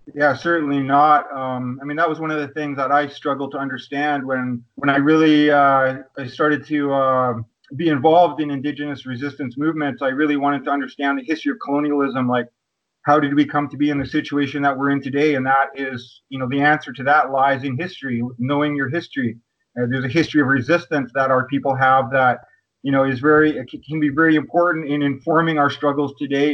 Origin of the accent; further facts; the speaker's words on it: Kwakwaka'wakw Nation, northern Vancouver Island, British Columbia, Canada; I'm from the Kwakwaka'wakw Nation, and uh, my territory is located on uh, in the Pacific Northwest of so-called British Columbia on uh, northern Vancouver Island.